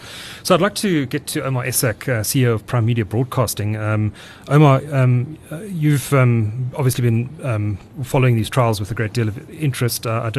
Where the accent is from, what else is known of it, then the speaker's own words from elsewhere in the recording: KwaZulu-Natal, South Africa; I grew up in KwaZulu-Natal